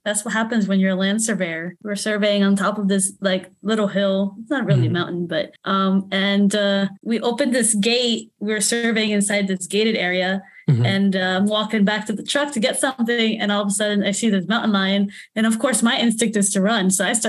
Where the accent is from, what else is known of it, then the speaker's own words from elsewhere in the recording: Florida, United States; I'm from Florida. I like that warm bath water.